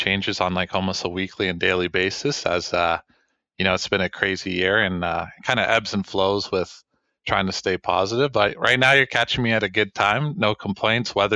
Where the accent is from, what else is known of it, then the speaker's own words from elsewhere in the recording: Waterloo, Ontario, Canada; I'm from Waterloo